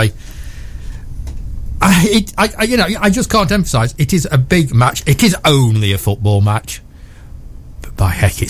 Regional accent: Newark, East Midlands, United Kingdom; let's be proud that we're from Newark

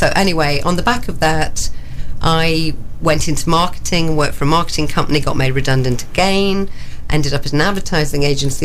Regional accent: Daybrook, East Midlands, United Kingdom; I was born in Daybrook in Nottinghamshire, and I lived above the shop until they pulled the street down

